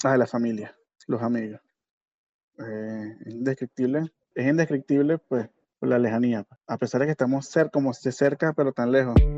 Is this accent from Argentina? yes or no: no; Barquisimeto, Lara, Venezuela; moved away as an adult; also born or lived in San Felipe, Yaracuy, Venezuela; now in Panama; Sí, yo nací en Yaracuy, pero toda mi vida la pasé en Barquisimeto, realmente. Eh, desde chiquito nos mudamos